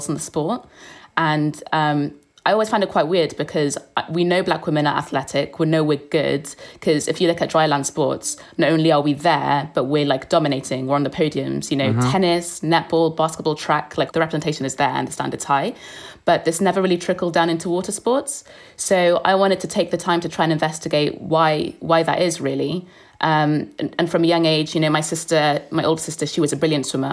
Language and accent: English; Cardiff, Wales, United Kingdom; I'm from Cardiff